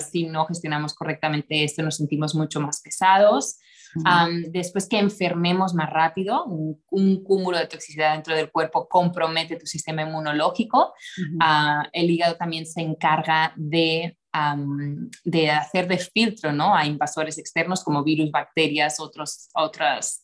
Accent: Costa Brava, north of Barcelona, Catalonia, Spain; moved away as an adult; also born or lived in United States / Mexico City, Mexico / Tulum, Mexico; now in Mexico; soy nacida en, en la Costa Brava, al norte de Barcelona, en España

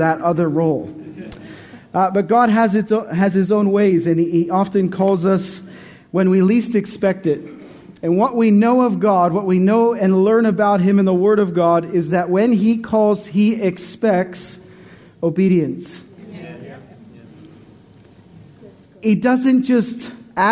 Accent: Canada; moved away as an adult; also born or lived in Montreal; now in Australia; We came from Canada in 2005

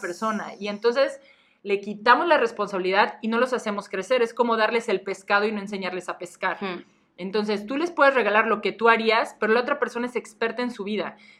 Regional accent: Mexico; nuestra cultura como mexicanos

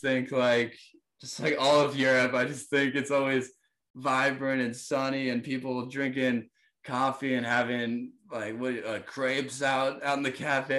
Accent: New Jersey, United States; born or raised there

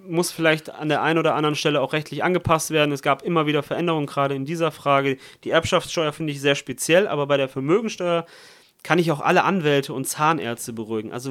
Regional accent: Italy; ich komme aus Italien, meine Stiefmutter kommt aus Brasilien, spricht, ich spreche Italienisch, Portugiesisch und Deutsch.

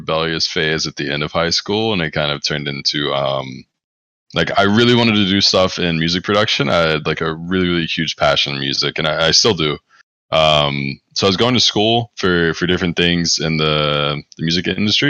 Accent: Greensboro, North Carolina, United States; moved away; I was born in Greensboro, North Carolina

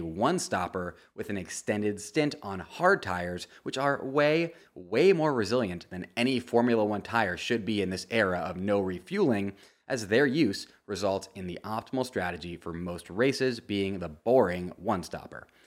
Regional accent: United States; As an American sports fan

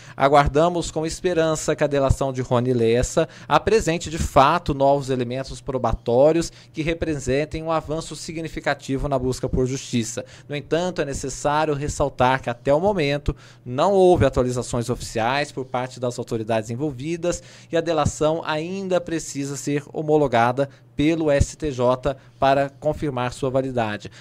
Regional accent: Minas Gerais, Brazil; eu que sou mineiro

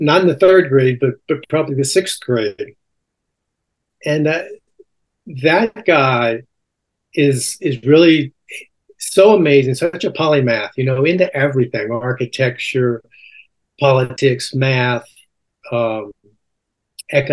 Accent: Alexandria, Louisiana, United States; also born or lived in Baton Rouge, Louisiana; I grew up in Alexandria, Louisiana.

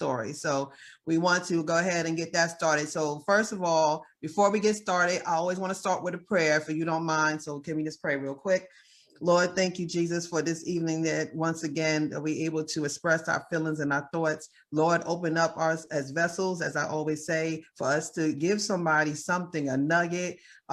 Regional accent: Teaneck, New Jersey, United States; also born or lived in Mount Vernon, New York; I am from Mount Vernon, New York, money earning, but I was brought up in T-Neck, New Jersey

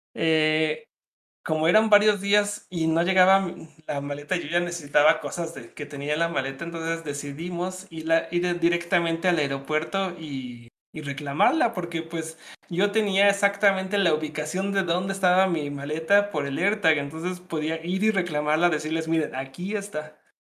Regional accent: Mexico; soy, soy de México.

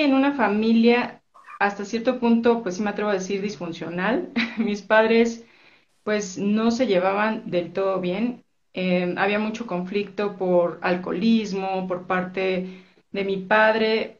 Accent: Mexico City, Mexico; born or raised there; also born or lived in Orizaba, Veracruz

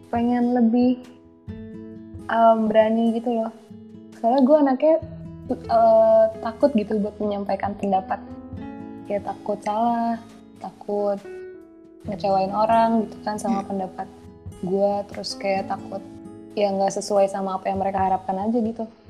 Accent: Bogor, West Java, Indonesia; gue orang Bogor

